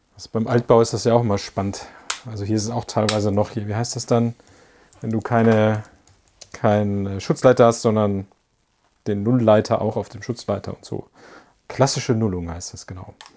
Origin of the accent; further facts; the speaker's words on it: Isernhagen, Lower Saxony, Germany; moved away; also born or lived in Göttingen; die kam ja aus meinem Heimatdorf. Äh, also ich komme ja aus Isernhagen